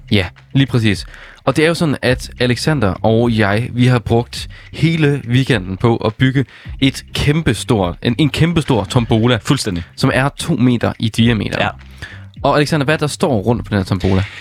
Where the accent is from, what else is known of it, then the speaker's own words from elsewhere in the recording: Struer, Central Denmark Region, Denmark; med fokus på Stror. Det er jo vildt nok, fordi det er jo faktisk din hjem. Det er jo min, det er jo min hjemstavn jo.